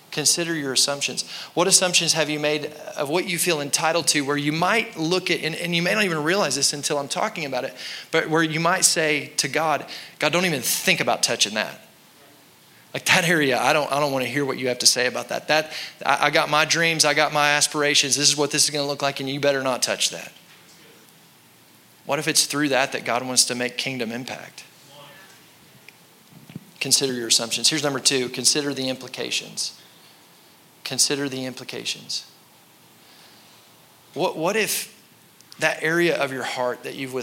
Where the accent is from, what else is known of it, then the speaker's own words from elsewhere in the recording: United States; American Christians